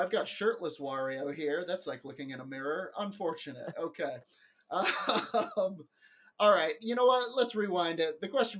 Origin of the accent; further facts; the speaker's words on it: England, United Kingdom; born there; accent: English; I was born in England. Can't you tell from my English accent?